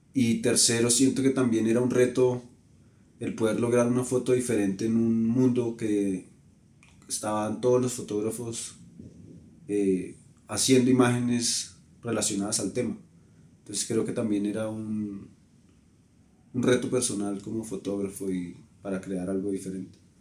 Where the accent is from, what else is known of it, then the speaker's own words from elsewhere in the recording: Colombia; also born or lived in Bogotá; Yo soy colombiano, soy de un país al que por años eh, globalmente lo han conocido por temas negativos